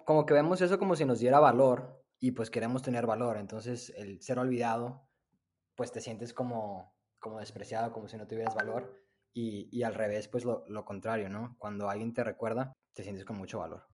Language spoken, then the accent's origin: Spanish; Monterrey, Nuevo León, Mexico; moved away as an adult; also born or lived in Austin, Texas; now in United States; soy originario de, de Monterrey, ahí crecí